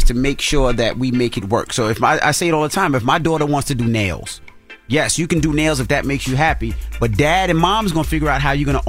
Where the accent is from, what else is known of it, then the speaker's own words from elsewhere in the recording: Queens, New York, United States; Had me growing up in Queens.